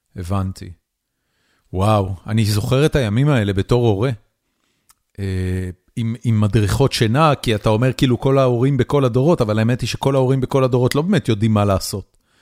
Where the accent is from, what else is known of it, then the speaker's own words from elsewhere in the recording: Haifa, Haifa District, Israel; אני גדלתי בחיפה, על הכרמל